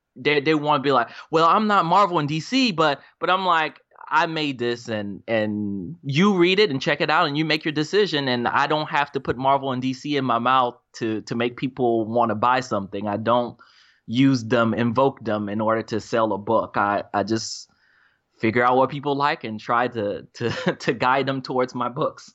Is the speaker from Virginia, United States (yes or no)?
no; Charlotte, North Carolina, United States; now in Raleigh, United States; I was, grew up in Charlotte